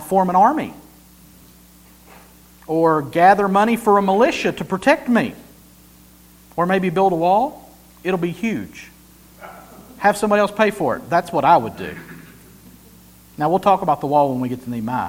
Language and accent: English; Helen, United States; I grew up in Helen. And I still live in Helen.